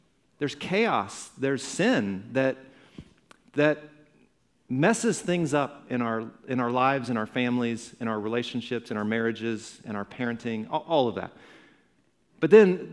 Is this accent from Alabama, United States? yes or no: yes; Alabama, United States; also born or lived in Indiana; Then we moved to Alabama. My growing up days were in Alabama. I claim Alabama as home.